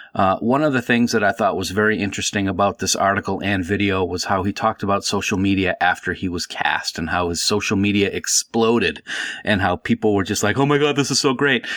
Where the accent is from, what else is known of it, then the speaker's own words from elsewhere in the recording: Nashua, New Hampshire, United States; also born or lived in Fort Collins, Colorado; I had a friend who, uh, I grew up with in Nashua